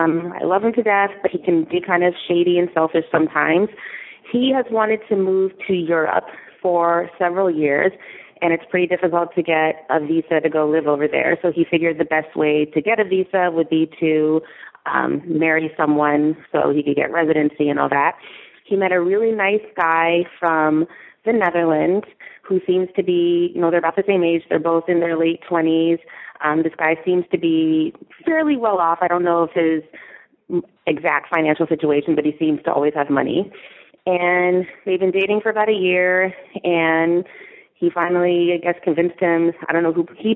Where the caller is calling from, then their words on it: New York City, New York, United States; I'm calling from New York City